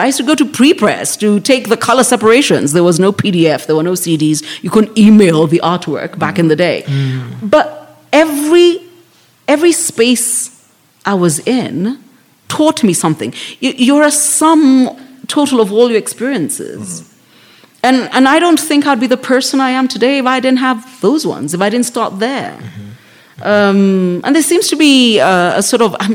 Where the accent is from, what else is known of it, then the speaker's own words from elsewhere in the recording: Nairobi, Kenya; I grew up in South B